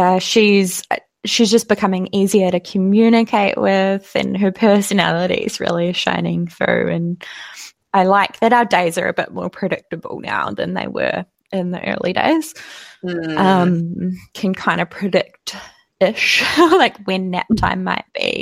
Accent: Tauranga, Bay of Plenty, New Zealand; moved away; I am originally from Tauranga

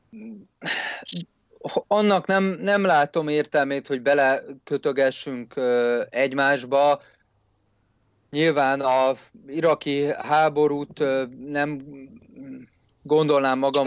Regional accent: Hungary; én egy magyar nacionalista vagyok

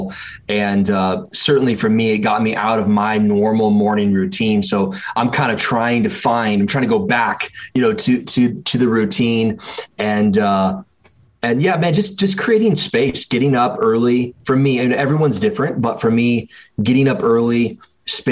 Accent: Springfield, Oregon, United States; also born or lived in North Carolina / Michigan; I was in about fifth grade that my family moved from North Carolina to the West Coast, where I spent the majority of my kind of formative years growing up, going to middle school and high school and college, actually about 2 hours south of where I'm living right now, in a place called Eugene, Oregon. And it right next to Eugene is a city called Springfield, Oregon. And so I grew up in Springfield

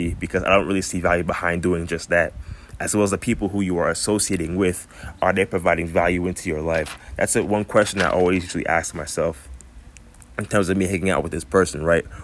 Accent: Florida, United States; I grew up in Florida most of my life

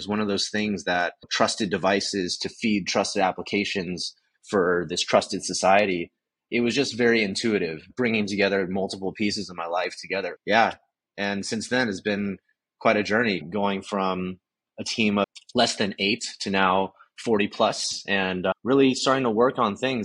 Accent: Southern California, United States; growing up in Southern California in a very Asian household

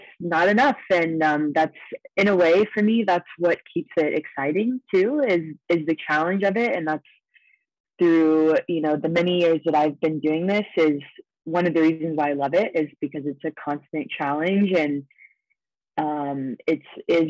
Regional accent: Ohio, United States; now in Las Vegas, United States; I grew up in Ohio

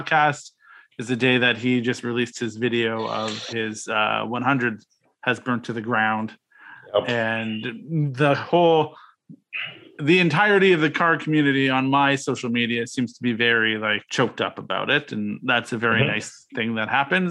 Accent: Canada; I'm Canadian

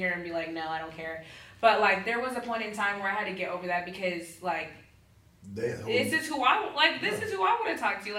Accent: Houston, Texas, United States; now in Pensacola, United States; I'm from Houston

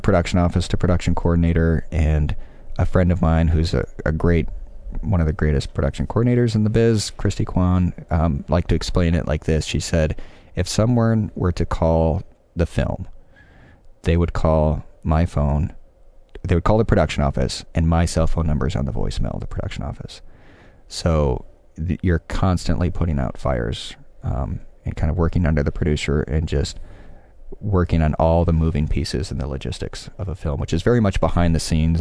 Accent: Michigan, United States; moved away as an adult; also born or lived in Los Angeles, United States; now in Chicago, United States; I'm from Michigan

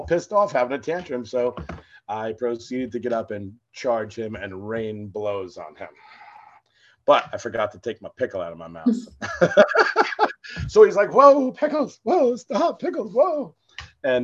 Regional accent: New Jersey, United States; we're from New Jersey

